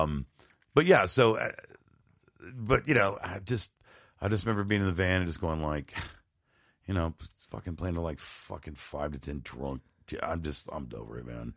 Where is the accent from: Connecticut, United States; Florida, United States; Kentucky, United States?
Florida, United States; Tampa; also born or lived in Binghamton, New York; I moved from Bingham to New York around eighty-four, eighty-five to Tampa, Florida